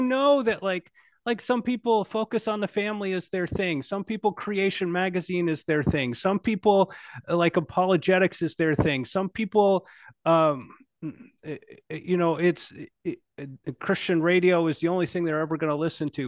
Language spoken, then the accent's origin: English; United States; like my people, I'm an American